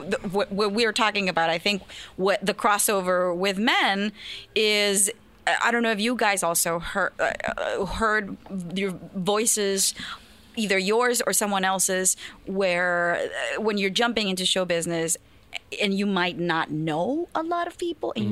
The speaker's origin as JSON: {"language": "English", "town": "Culiacán", "region": "Sinaloa", "country": "Mexico", "tie": "born or raised there", "moved": "yes", "said": "I was born and raised in Culiacan, Sinaloa"}